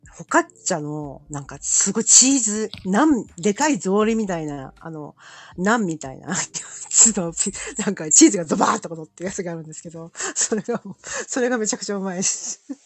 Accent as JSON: {"language": "Japanese", "town": "Koshu", "region": "Yamanashi", "country": "Japan", "tie": "born or raised there", "said": "東雲小学校っていうとこがあるんですけどそこ私出身校でその近くの町営住宅に生まれ育ったんですよ今は違うとこ"}